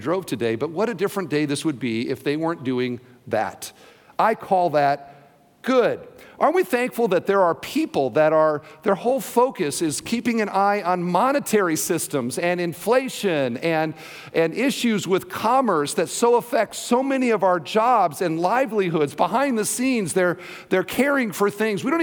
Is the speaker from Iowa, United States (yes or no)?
yes; Iowa, United States; now in Indiana, United States; I'm from Iowa